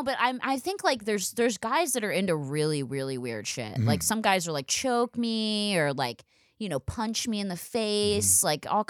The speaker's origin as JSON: {"language": "English", "town": "Philadelphia", "region": "Pennsylvania", "country": "United States", "said": "I'm from Philadelphia. Obviously, I'm insane, so you can tell."}